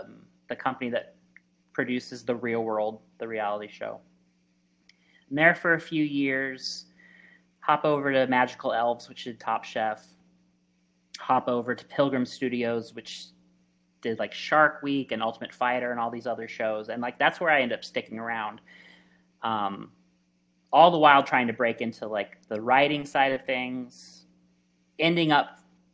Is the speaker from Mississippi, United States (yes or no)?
no; Phoenix, Arizona, United States; also born or lived in Los Angeles, California; when I was a young adult here in Arizona, and specifically I grew up in Phoenix